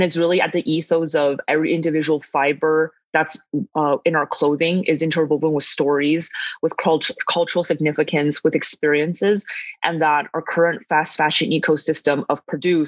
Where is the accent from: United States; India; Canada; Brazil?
Canada; Calgary, Alberta; also born or lived in northern China; now in Vancouver, Canada; I was born in northern China. I immigrated to Canada with my family when I was 8. And I grew up in Calgary and later moved to Vancouver